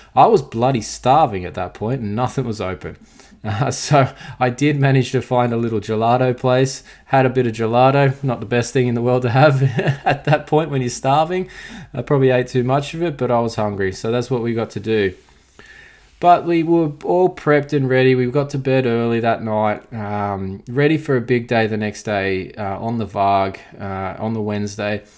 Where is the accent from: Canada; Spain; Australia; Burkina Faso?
Australia; as an Australian